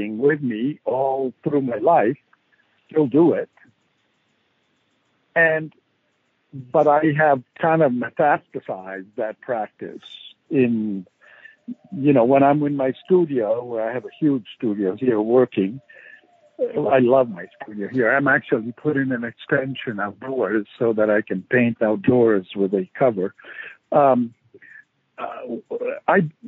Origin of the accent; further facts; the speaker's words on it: Rome, Lazio, Italy; moved away as an adult; also born or lived in San Francisco; I was born and raised in Rome